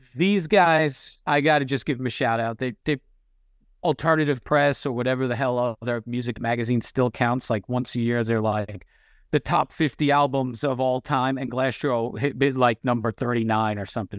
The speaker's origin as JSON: {"language": "English", "area": "Long Island", "region": "New York", "country": "United States", "tie": "born or raised there", "also_born_or_lived": "Los Angeles, California / California, Pennsylvania", "moved": "as an adult", "said": "I grew up on Long Island. At twenty-two, I moved to L"}